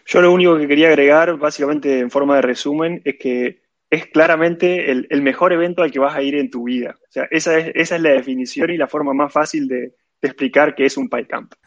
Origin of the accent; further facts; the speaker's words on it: Argentina; moved away as an adult; now in Barcelona, Spain; soy de Argentina